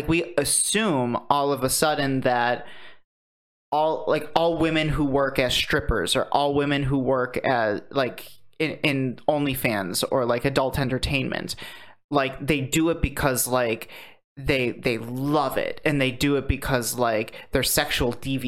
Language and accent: English; Muncie, Indiana, United States; I'm from Muncie, Indiana.